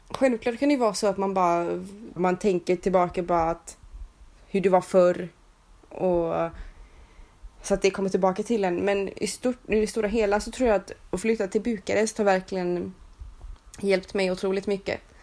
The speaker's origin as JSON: {"language": "Swedish", "country": "Sweden", "moved": "yes", "said": "jag var svensk"}